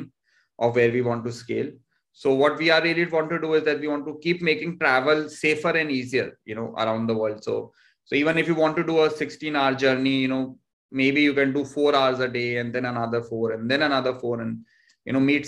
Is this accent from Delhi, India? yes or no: no; Jodhpur, Rajasthan, India; also born or lived in Peeparli; I come from Jodhpur, but my village is Peeparli, which is 60 kilometers from here